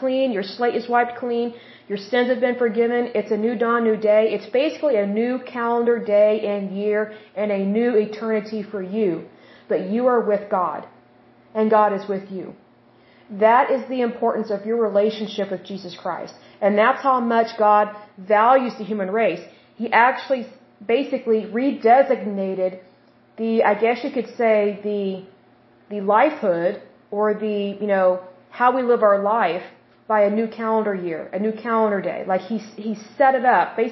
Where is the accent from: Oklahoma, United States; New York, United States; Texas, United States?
Oklahoma, United States; accent: Oklahoma; I'm from Oklahoma.